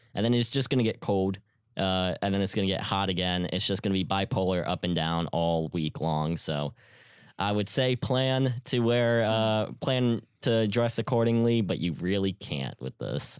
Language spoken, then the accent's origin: English; Houston, Texas, United States; I'm from Houston.